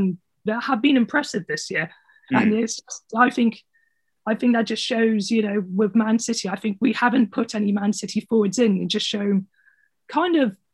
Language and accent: English; Somerset, South West England, United Kingdom; my family are from Somerset. So we're from the Southwest